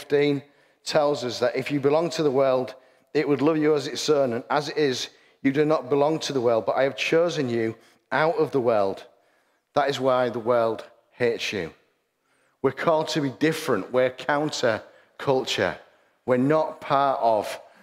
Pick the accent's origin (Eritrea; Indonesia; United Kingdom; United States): United Kingdom; Hull, Yorkshire and the Humber; I'm very, very proud to stand up and say, I'm from Hull